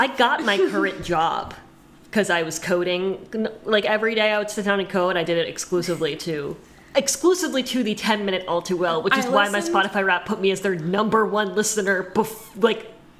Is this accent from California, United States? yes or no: no; Pennsylvania, United States; I'm from Pennsylvania.